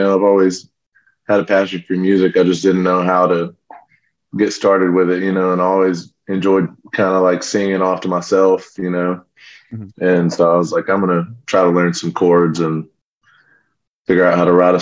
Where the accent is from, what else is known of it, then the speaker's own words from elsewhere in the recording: Paris, Texas, United States; also born or lived in Lubbock, Texas; I grew up in Northeast Texas, but we actually started the band in Lubbock, out where Texas Tech is